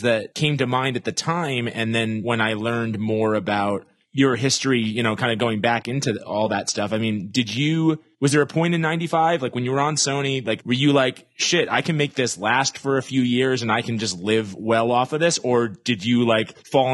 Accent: New York, United States; growing up in New York, there'd be these amazing shows that you couldn't get

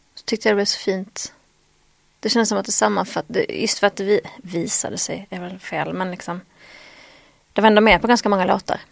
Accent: Skåne, Sweden; accent: Scanian (skånska); min skånska ibland blir så konstig

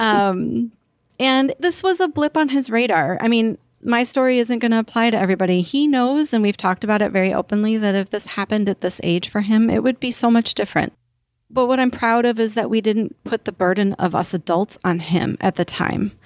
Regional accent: Wisconsin, United States; now in Naples, United States; I'm from Wisconsin

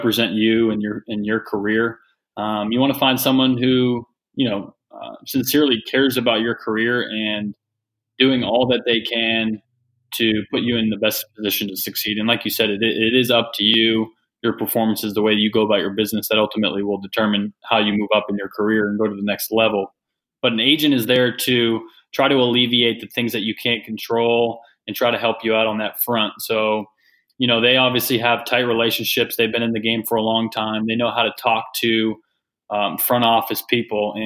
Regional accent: Massachusetts, United States; I was a kid from Massachusetts

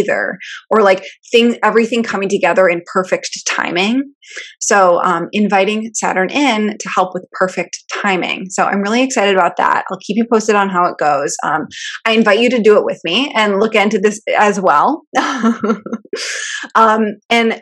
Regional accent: Michigan, United States; I'm from Michigan, so we like actually learned about this in elementary school or high school

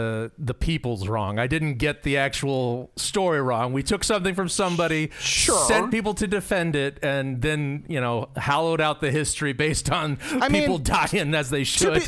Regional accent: Arizona, United States; So I'm from Arizona, folks.

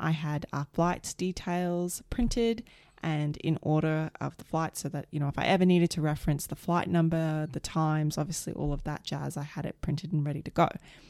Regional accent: United States; I didn't necessarily need it either because I'm an American.

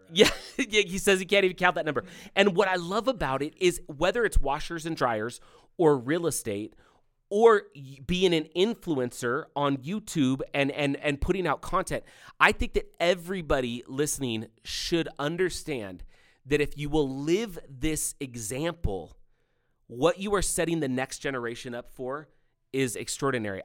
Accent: California, United States; when I was growing up, growing up in California

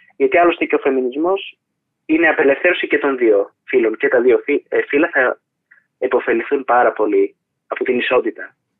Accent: Thessaloniki, Central Macedonia, Greece; Είμαι από τη Θεσσαλονίκη

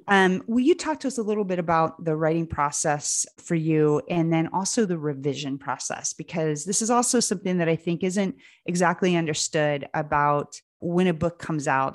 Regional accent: Lancaster, Pennsylvania, United States; I grew up in Lancaster, Pennsylvania

